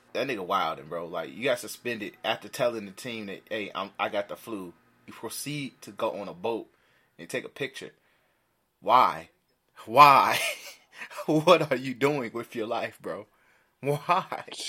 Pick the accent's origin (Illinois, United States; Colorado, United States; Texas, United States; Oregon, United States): Illinois, United States; Chicago; we are from Chicago, so we Central niggas